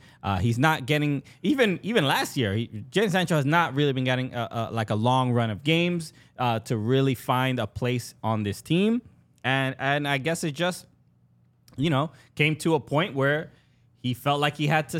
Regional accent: New York, United States; I am from New York.

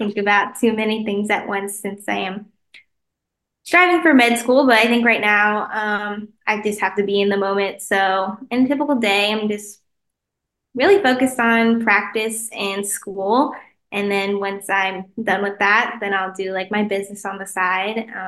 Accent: Kansas City, United States; the Kansas City Chiefs, which is my hometown.

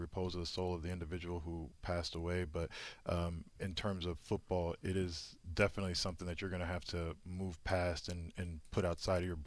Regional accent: Indianapolis, Indiana, United States; moved away as an adult; also born or lived in Boston / New York; I grew up in Indianapolis, where it snows very frequently during this time of year

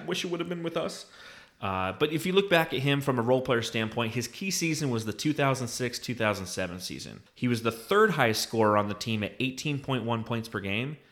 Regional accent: Phoenix, Arizona, United States; also born or lived in Los Angeles; I was born in Phoenix. I'm moving back to Phoenix.

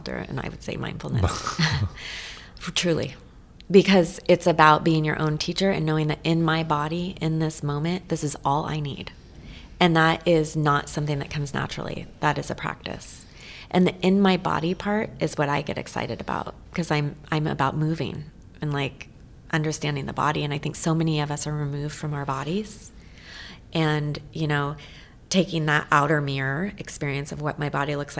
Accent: Eugene, Oregon, United States; also born or lived in Portland, Oregon; it's just in my blood growing up in Eugene

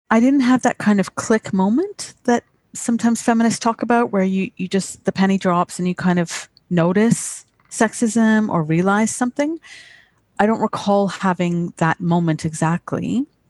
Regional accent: Canada; accent: British; also born or lived in United Kingdom; I had a British accent when I grew up in Canada

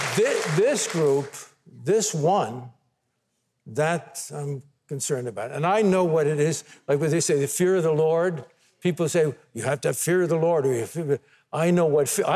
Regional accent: United States; the blessing of being born an American

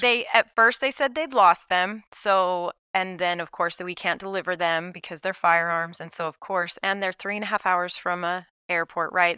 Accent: Salt Lake City, Utah, United States; moved away as an adult; now in Saint George, United States; so I'm from Salt Lake City, so I'm from northern Utah, a suburb of Salt Lake, so that's where I was raised.

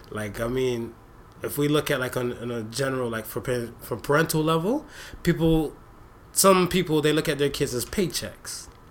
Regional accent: United States; also born or lived in Jamaica (ancestry); now in Canada; me being that American raised dude

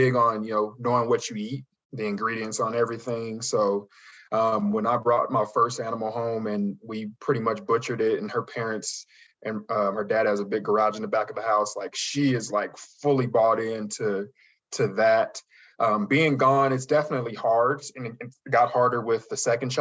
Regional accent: Las Vegas, Nevada, United States; moved away; also born or lived in Colorado; I'm originally from Las Vegas

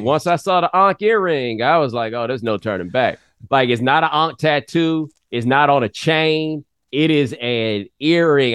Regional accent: Houston, Texas, United States; moved away as an adult; also born or lived in Claremont, California; I'm from Houston with that good sprawling metro area

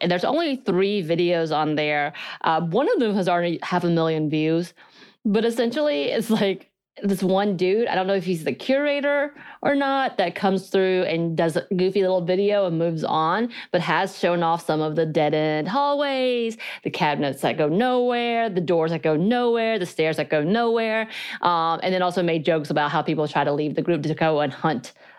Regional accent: South Korea; accent: Korean; English is a second language; I think mine's because of my Korean accent. Like I don't have one anymore, but growing up, younger, I did.

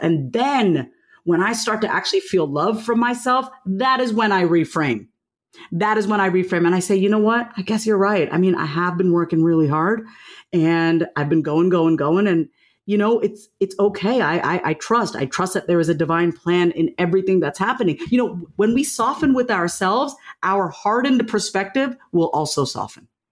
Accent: Long Island, New York, United States; I grew up on Long Island, New York.

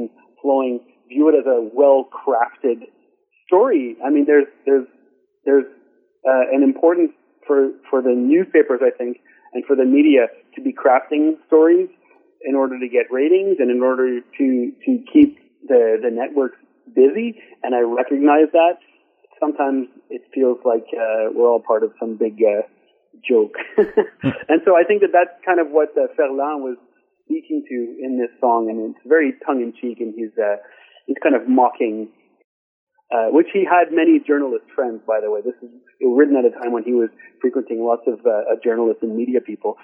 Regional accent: Lachute, Quebec, Canada; now in Montreal, Canada; I came from Lachute, which is a small town in Quebec, northwestern Quebec.

